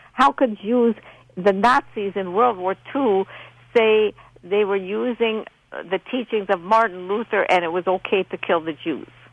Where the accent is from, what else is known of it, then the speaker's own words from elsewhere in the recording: Poland; English is a second language; moved away; I learned how to speak English. I'm from Poland.